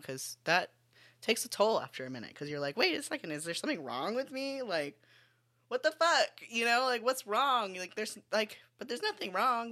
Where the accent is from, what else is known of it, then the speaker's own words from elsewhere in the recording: West Palm Beach, Florida, United States; I grew up in West Palm Beach, Florida